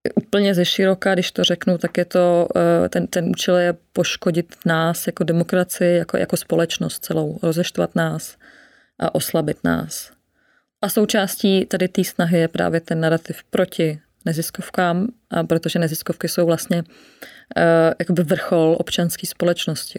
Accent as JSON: {"language": "Czech", "region": "Sudetenland", "country": "Czechia", "moved": "yes", "lives_now": "Prague, Czech Republic", "said": "já jsem ze Sudet, eh, dcera zdravotní sestry a dělníka"}